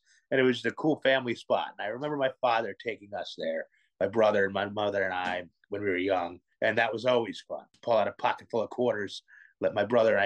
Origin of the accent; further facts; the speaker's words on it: New York, United States; I'm from New York